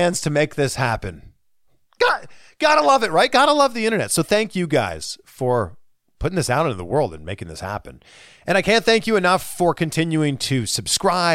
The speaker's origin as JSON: {"language": "English", "country": "Canada", "said": "It's my home country"}